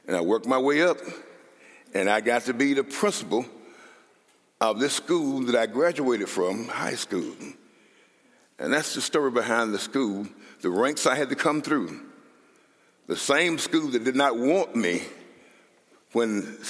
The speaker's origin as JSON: {"language": "English", "town": "Columbia", "region": "Mississippi", "country": "United States", "tie": "born or raised there", "also_born_or_lived": "Austin, Minnesota", "moved": "yes", "said": "So I grew up in Columbia"}